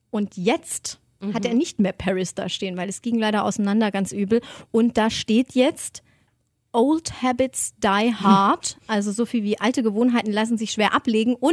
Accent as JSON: {"language": "German", "region": "Swabia", "country": "Germany", "said": "Oder da, wo ich herkomme, spricht man halt leider so, ich komme aus Schwaben"}